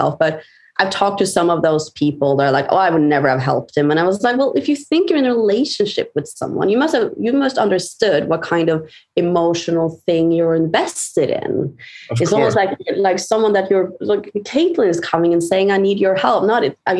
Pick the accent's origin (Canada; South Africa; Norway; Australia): Norway; I'm from Norway